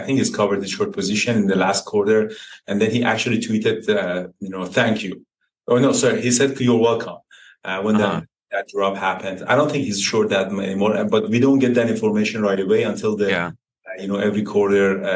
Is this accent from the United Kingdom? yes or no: no; Iran; now in Canada; I grew up in Iran next to the mountains.